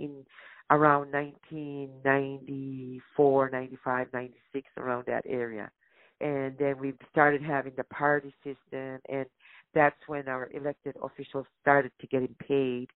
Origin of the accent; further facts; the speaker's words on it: Elsipogtog First Nation, New Brunswick, Canada; I'm from Ilsebukduk Mi'kmaq First Nation, which is the largest First Nation in New Brunswick